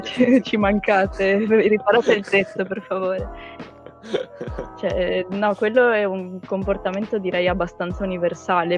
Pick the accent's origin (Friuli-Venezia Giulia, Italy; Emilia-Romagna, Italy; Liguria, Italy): Friuli-Venezia Giulia, Italy; Trieste; moved away as an adult; now in Milan, Italy; sono triestina patocca